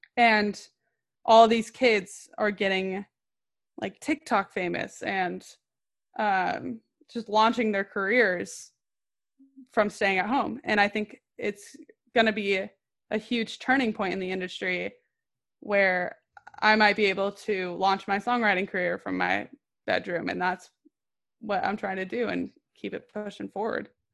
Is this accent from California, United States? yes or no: yes; Orange County, California, United States; I'm from Orange County, California